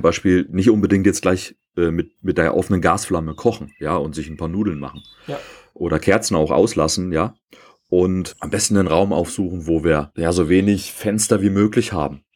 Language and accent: German; East Germany, Germany; Ich bin ja äh, in der DDR aufgewachsen